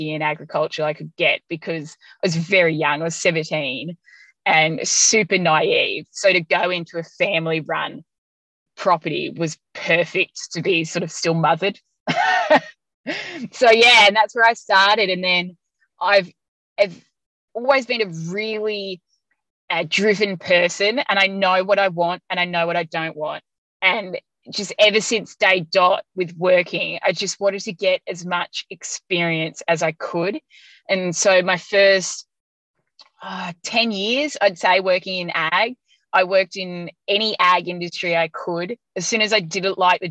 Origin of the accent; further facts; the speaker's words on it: Yea, Victoria, Australia; also born or lived in Hamilton, Victoria; now in Benambra, Australia; I grew up in Yay in Victoria on a small hobby farm